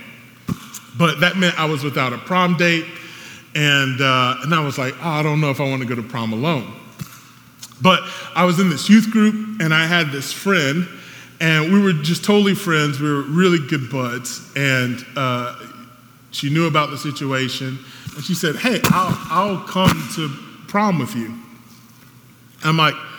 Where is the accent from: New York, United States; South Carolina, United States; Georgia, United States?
South Carolina, United States; I'm from South Carolina